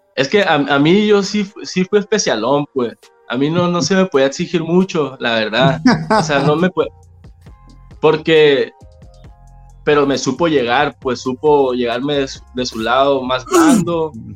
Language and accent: Spanish; San José del Cabo, Baja California Sur, Mexico; also born or lived in La Paz; nací en La Paz. Nací en La Paz y a los seis años me vine a vivir a San José.